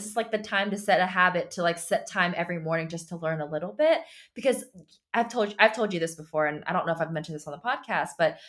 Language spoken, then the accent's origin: English; United States; first language Chinese; I was born in America. My parents are from China. And when I was younger, I knew how to speak Chinese first